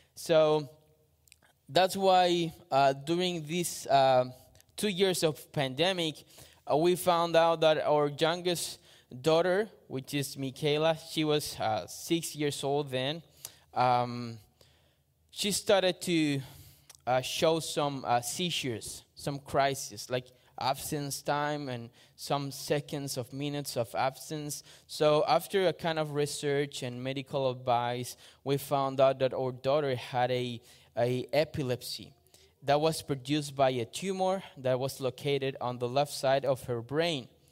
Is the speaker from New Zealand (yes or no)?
no; Chile; moved away as an adult; now in Australia; I am from Chile, South America.